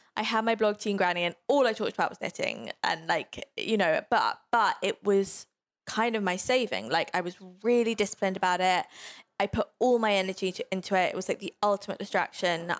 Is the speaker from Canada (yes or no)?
no; London, United Kingdom; I grew up in London